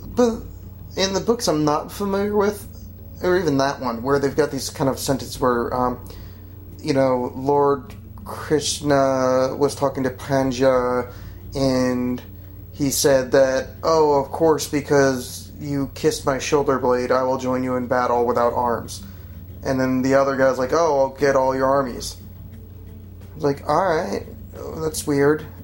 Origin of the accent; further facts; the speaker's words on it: Oakland, New Jersey, United States; I grew up in Oakland, New Jersey